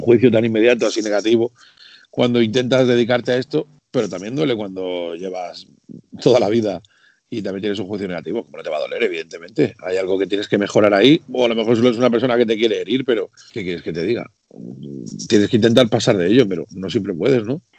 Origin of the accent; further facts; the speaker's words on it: Region of Murcia, Spain; now in Madrid, Spain; Aunque vivo en Madrid, como bajo a Murcia, que es mi tierra natal